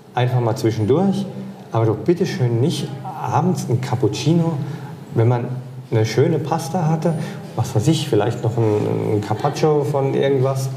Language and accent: German; Hesse-speaking Lower Franconia, Bavaria, Germany; accent: Hessian; ich komme ja aus Hessen. Also eigentlich komme ich aus dem hessischsprachigen Unterfranken